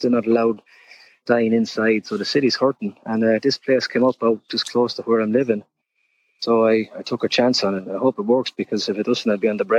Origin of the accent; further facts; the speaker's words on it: Ireland; now in New York, United States; I'm originally from Ireland.